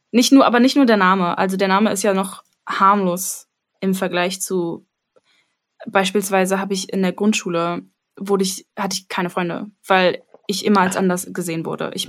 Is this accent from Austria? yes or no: no; Armenia; dass ich sage, ich bin Armenierin und Leute sind so, ah ja, okay, ja, klar, kenne ich.